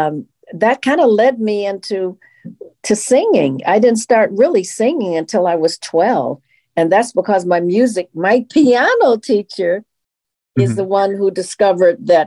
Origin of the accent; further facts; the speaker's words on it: Detroit, Michigan, United States; moved away as an adult; also born or lived in New York / California; now in Los Angeles, United States; I was born and raised in Detroit. And I lived in Detroit until I was 18.